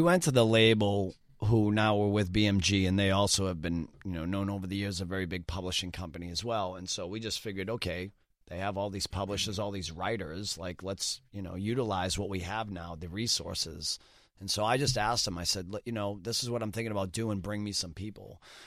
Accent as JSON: {"language": "English", "town": "Boston", "region": "Massachusetts", "country": "United States", "tie": "born or raised there", "said": "born and raised in Boston my entire life."}